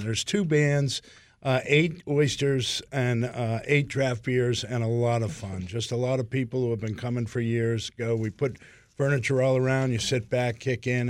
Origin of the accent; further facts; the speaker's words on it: Boston, Massachusetts, United States; moved away; I'm from Boston originally